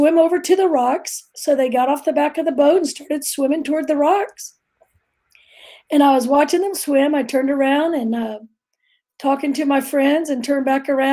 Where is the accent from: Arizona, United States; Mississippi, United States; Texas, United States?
Texas, United States; Houston; I'm a native Houstonian